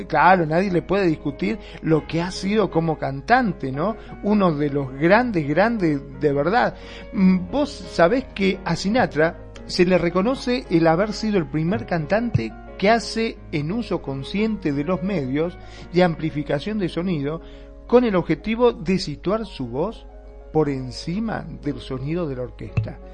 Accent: Argentina; en mi país

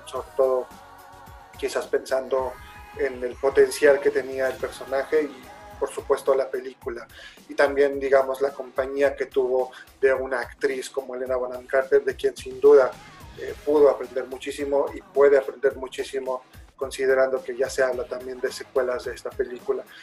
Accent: Mexico; somos mexicanos

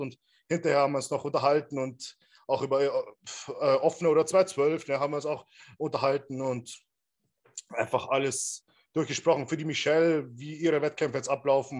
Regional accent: Regensburg, Bavaria, Germany; in Regensburg, wo ich herkomme

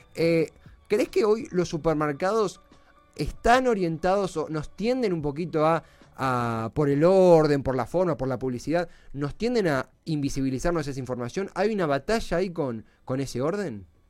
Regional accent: Avellaneda, Buenos Aires Province, Argentina; yo soy de Herley, de Avellaneda

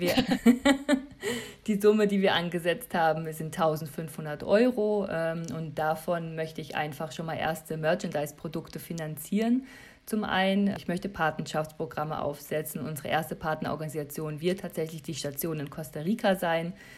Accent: Germany; als Europäer, als Deutscher

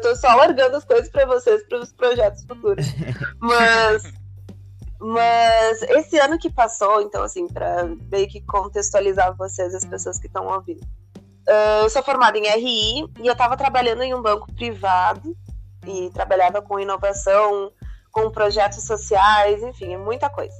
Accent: Porto Alegre, Rio Grande do Sul, Brazil; moved away as an adult; also born or lived in Panama; Eu nasci em Porto Alegre

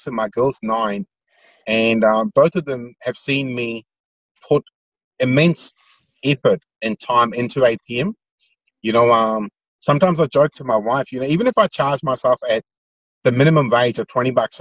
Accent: India; moved away; I grew up in India

